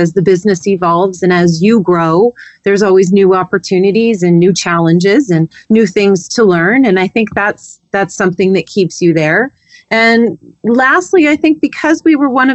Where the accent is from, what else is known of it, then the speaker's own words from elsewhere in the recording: Medicine Hat, Alberta, Canada; now in California, United States; I grew up in Medicine Hat, Alberta